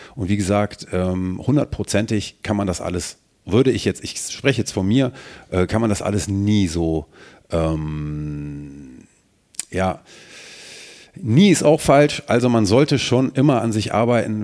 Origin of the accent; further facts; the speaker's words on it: Mönchengladbach, North Rhine-Westphalia, Germany; Ich identifiziere mich schon ähm, damit, wo ich herkomme. Und deswegen, ähm, ja, sage ich das auch, betone ich das auch, dass ich aus Mönchengladbach bin